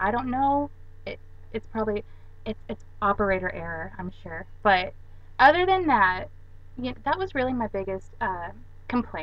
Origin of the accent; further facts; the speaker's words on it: Arkansas, United States; I am from Arkansas